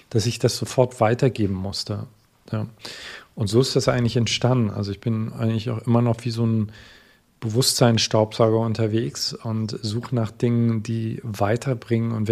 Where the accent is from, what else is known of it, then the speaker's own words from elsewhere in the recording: East Germany, Germany; Wie gesagt, ich komme aus Ostdeutschland, das heißt, ich bin viel auf Reisen gewesen.